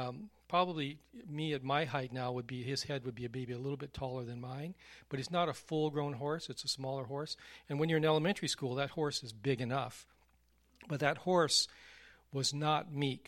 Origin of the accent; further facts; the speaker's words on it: Texas, United States; Your dad is from Texas. I'm from Texas. Texans learn how to ride horses.